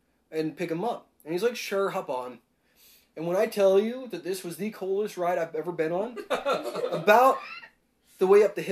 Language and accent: English; Idaho, United States; I was from Idaho